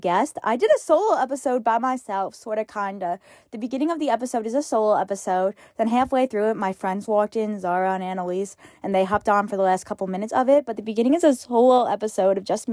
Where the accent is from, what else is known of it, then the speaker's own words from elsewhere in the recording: New York, United States; I'm 18 years old. I'm from New York.